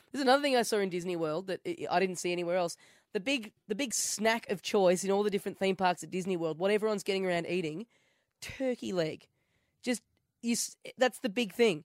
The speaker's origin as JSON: {"language": "English", "country": "Australia", "said": "I'm from Australia."}